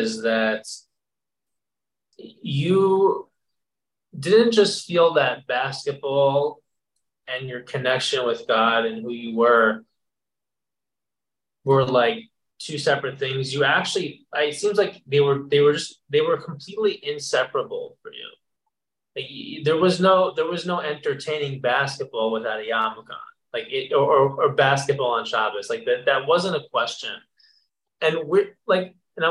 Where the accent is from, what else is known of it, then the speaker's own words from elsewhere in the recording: New Jersey, United States; I grew up in New Jersey